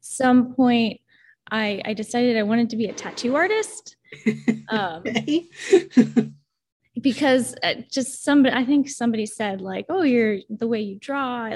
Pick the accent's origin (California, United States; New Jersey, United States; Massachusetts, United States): California, United States; Pasadena; where I grew up in the San Gabriel Valley around Los Angeles